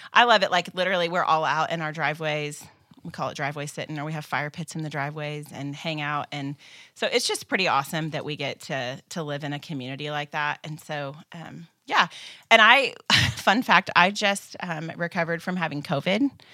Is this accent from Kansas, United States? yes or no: yes; Kansas, United States; moved away; I grew up in Kansas. It's home for me, and my parents still live there.